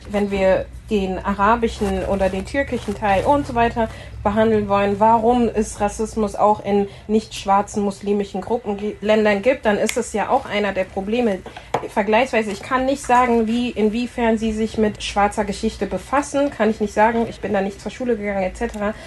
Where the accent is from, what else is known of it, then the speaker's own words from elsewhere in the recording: Frankfurt, Hesse, Germany; moved away; also born or lived in Berlin; Ich komme aus Frankfurt, habe bis letztes Jahr Juli in Berlin